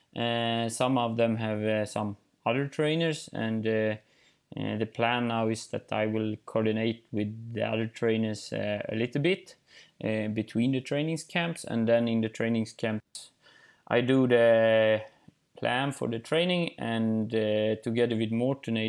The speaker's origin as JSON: {"language": "English", "town": "Eksjö", "region": "Jönköping County", "country": "Sweden", "tie": "born or raised there", "also_born_or_lived": "northern Sweden", "second_language": "English", "said": "I'm in Småland in Eksjö, in my hometown"}